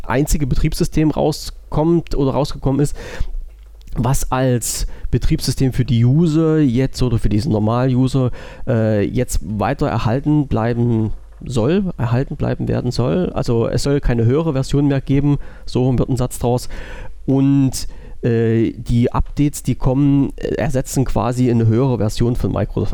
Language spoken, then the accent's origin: German; Germany; Ich bin ja Deutscher und wohne in Deutschland